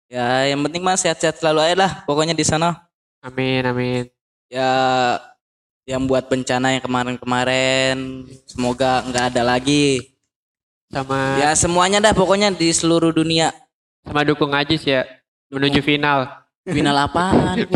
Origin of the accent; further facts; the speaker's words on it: East Nusa Tenggara, Indonesia; Eh lu mancing-mancing mendingan ke kampung gue.